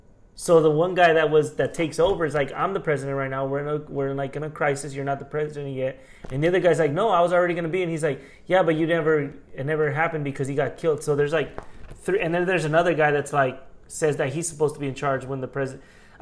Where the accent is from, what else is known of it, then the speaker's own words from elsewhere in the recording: Haiti; like, where the, who the fuck, I'm from Haiti.